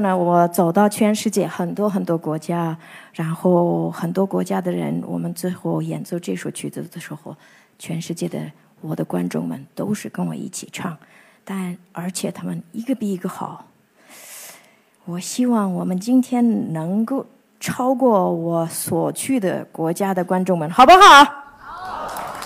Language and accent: Chinese; Ordos, Inner Mongolia, China; 我是出生，长大在，呃，内蒙古的阿尔卑斯大草原